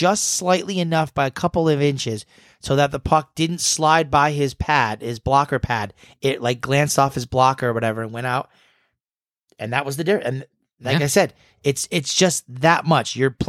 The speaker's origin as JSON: {"language": "English", "region": "New England", "country": "United States", "said": "we're from New England"}